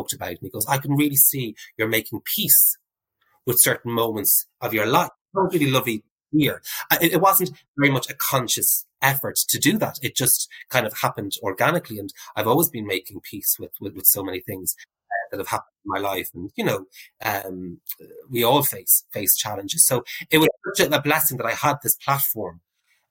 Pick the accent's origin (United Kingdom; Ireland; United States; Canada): Ireland; Navan, Leinster; moved away; also born or lived in Dublin; my experiences as a gay man growing up in Navan